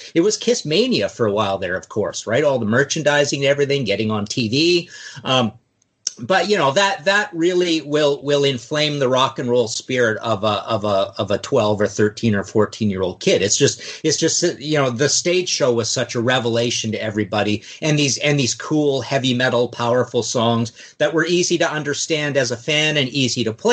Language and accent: English; Trail, British Columbia, Canada; the basement of my house, our house where I grew up in Trail, BC